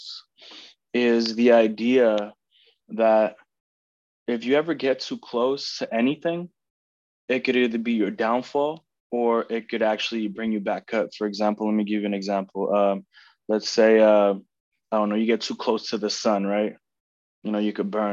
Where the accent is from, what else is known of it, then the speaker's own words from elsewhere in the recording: Oakland, California, United States; also born or lived in Tracy, California; I was born and raised in Oakland.